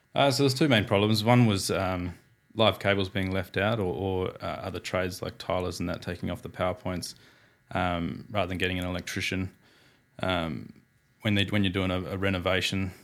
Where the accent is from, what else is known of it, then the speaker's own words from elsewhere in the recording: Perth, Western Australia, Australia; born and bred in Perth. Apprenticeship in Perth